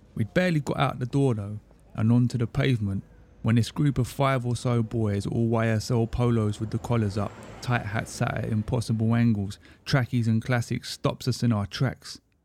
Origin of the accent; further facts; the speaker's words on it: Crawley, South East England, United Kingdom; growing up around the Gatwick area in the nineties.